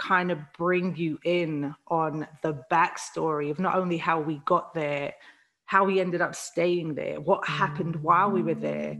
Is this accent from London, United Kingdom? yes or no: yes; London, United Kingdom; moved away; also born or lived in Liverpool; a house that we used to live in Camberwell, South London, when we were kids.